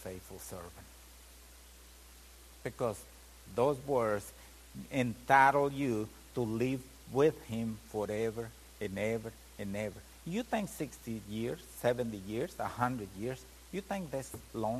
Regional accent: Mexico; moved away; I'm Mexican. I come from Mexico. Come from a family that sometimes they was not even got enough to eat one day

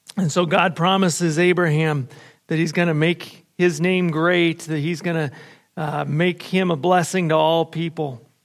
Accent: United States; I was raised in America

